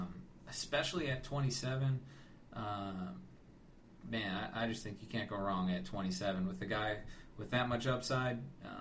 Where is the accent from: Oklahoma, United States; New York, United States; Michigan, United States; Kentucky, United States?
Michigan, United States; Detroit; Yeah, I mean, I'm from Detroit.